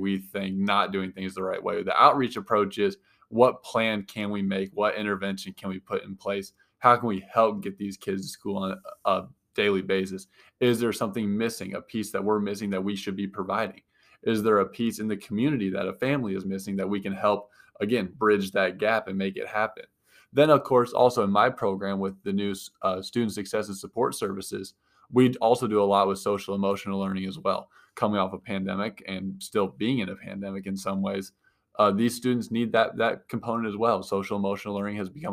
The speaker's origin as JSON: {"language": "English", "town": "Galesburg", "region": "Illinois", "country": "United States", "tie": "born or raised there", "said": "Born and raised in Galesburg, born here in 1993, came up through the Galesburg school system"}